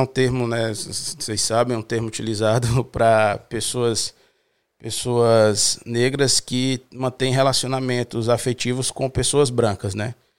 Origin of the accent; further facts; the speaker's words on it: Fortaleza, Ceará, Brazil; moved away as an adult; now in Portugal; sou brasileiro, sou de Fortaleza, estado do Ceará, nordeste do Brasil